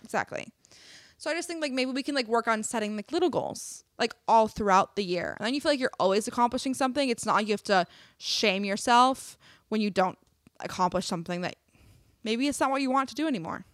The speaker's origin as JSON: {"language": "English", "region": "Wisconsin", "country": "United States", "moved": "yes", "said": "I'm from Wisconsin"}